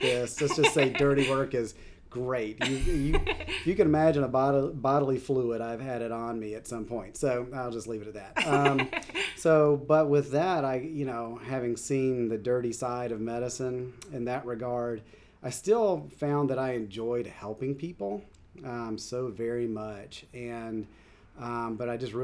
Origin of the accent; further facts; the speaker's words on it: Anderson, South Carolina, United States; moved away as an adult; also born or lived in Kansas City; I grew up in South Carolina, in Anderson, South Carolina